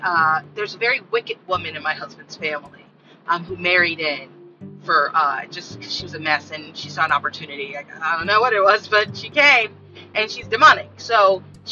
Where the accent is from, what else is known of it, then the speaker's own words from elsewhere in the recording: United States; as Black American women